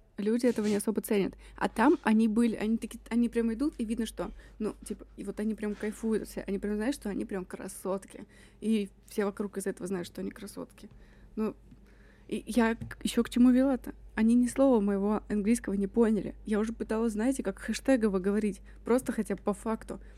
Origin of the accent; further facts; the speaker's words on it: Russia; Я из России